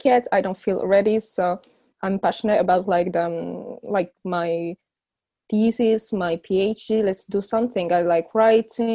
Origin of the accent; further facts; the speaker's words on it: Morocco; moved away as an adult; also born or lived in Warsaw, Poland; now in Paris, France; I grew up in Morocco and then I went for Paris to study architecture.